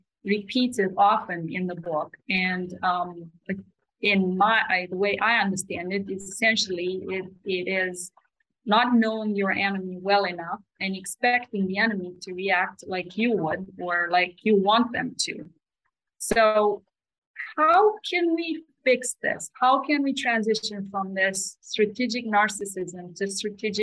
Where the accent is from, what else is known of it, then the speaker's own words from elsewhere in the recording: Romania; moved away; I grew up in Romania, and Romania is not a very rich country, yet we start learning a foreign language in kindergarten